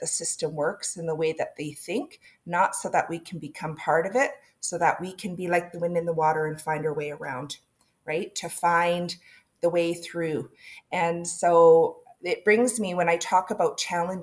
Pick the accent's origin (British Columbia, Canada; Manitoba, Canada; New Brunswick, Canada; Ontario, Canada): British Columbia, Canada; Dows; moved away as an adult; now in Kamloops, Canada; I come from Dows, right? Way out in the sticks